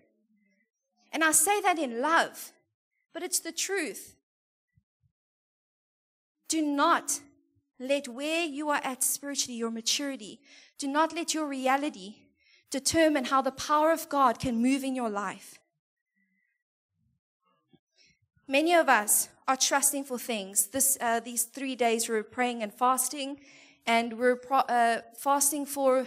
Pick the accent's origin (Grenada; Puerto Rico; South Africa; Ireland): South Africa; moved away; we're from there. And we're, like, super proudly South African